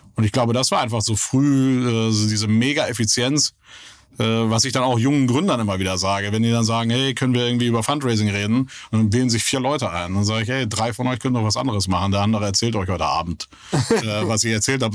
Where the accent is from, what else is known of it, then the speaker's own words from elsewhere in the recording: Kiel, Schleswig-Holstein, Germany; moved away; also born or lived in Hamburg; Deutschland aufgewachsen, ja. Bin äh, gebürtiger Kieler